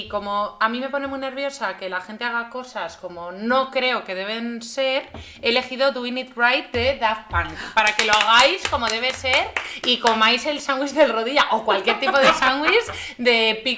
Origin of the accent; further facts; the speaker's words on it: Galicia, Spain; also born or lived in Santander; No, es que yo soy. Eh, nací en Santander, pero soy gallega